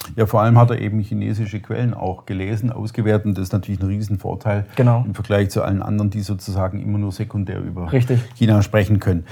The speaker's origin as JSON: {"language": "German", "area": "Upper Swabia", "region": "Baden-Württemberg", "country": "Germany", "tie": "born or raised there", "said": "mit dem bin ich im Grunde groß geworden. Das ist so, oberschwäbische CDU war immer die Region, Schwaben, Oberschwaben"}